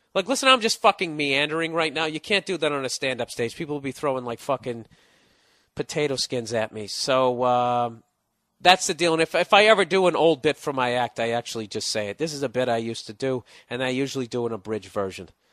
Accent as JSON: {"language": "English", "town": "Boston", "region": "Massachusetts", "country": "United States", "said": "I'm from Boston"}